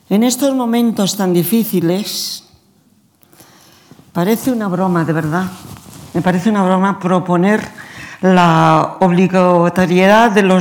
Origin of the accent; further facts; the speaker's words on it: Spain; Nosotros estamos en España y somos los españoles.